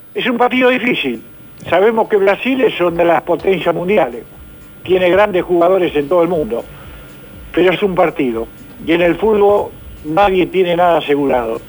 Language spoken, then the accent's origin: Spanish; Argentina; como argentino